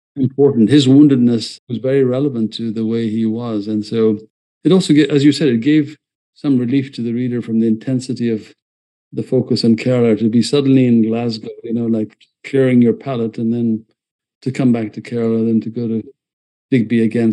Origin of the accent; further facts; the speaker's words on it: Ethiopia; now in United States; I escaped you know, uh, a country that was imploding in Ethiopia